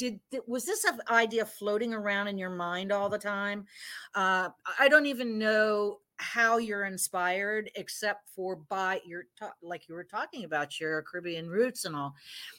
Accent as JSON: {"language": "English", "town": "Miami", "region": "Florida", "country": "United States", "tie": "born or raised there", "said": "I grew up in Miami where there's a heavy Hispanic influence."}